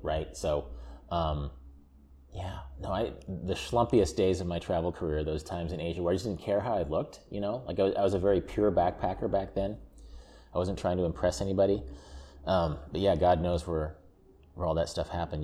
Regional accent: Wichita, Kansas, United States; there's a amusement park that I grew up in Wichita, Kansas called Joyland

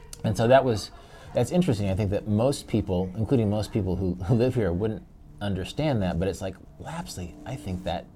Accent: Kansas, United States; we're from Kansas

